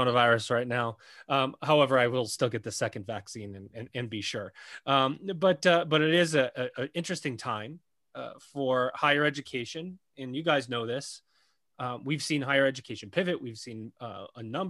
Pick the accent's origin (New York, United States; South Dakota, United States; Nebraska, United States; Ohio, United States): New York, United States; Syracuse; I'm from Syracuse